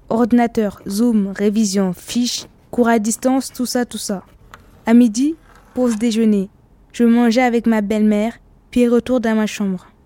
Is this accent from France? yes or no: no; Ouagadougou, Centre, Burkina Faso; Je viens de Ouagadougou, c'est ma ville. Là-bas, les copains, j'en ai plein.